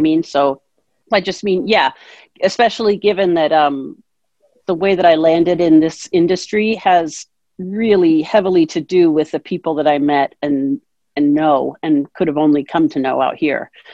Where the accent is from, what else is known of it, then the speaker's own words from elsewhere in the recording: Seattle, Washington, United States; moved away as an adult; also born or lived in New Hampshire; now in Great Barrington, United States; I grew up out in Seattle, Washington.